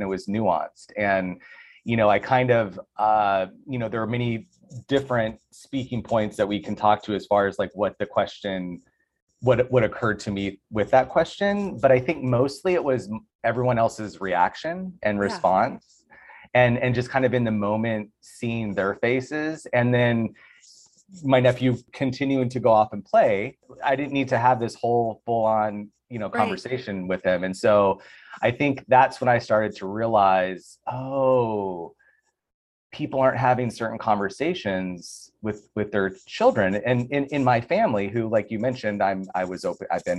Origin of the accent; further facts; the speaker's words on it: Tucson, Arizona, United States; now in Los Angeles, United States; I'm from Tucson.